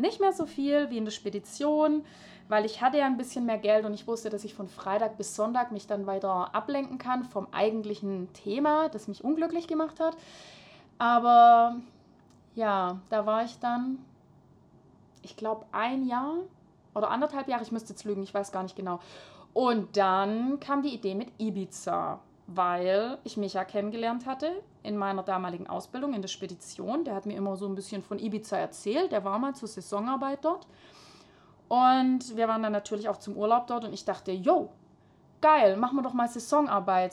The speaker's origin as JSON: {"language": "German", "area": "Hohenlohe, near Schwäbisch Hall", "region": "Baden-Württemberg", "country": "Germany", "said": "ich komme aus Hohenlohe bei Schwäbisch Hall in der Nähe. Und ähm, ja, ich bin ganz normal in die Grundschule gegangen"}